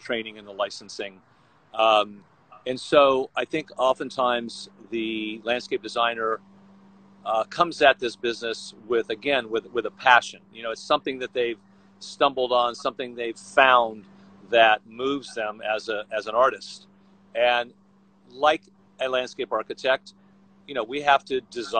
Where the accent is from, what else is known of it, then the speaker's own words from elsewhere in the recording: Vero Beach, Florida, United States; moved away as an adult; now in Los Angeles, United States; Born and raised in Florida, sort of the Palm Beach area, a little town called Vero Beach